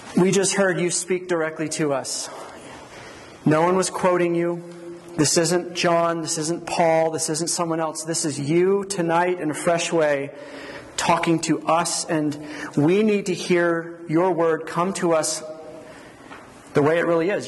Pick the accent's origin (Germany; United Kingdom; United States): United States; Georgia; moved away as an adult; also born or lived in Philadelphia / Colorado / New Mexico; now in Las Cruces, United States; I grew up in Georgia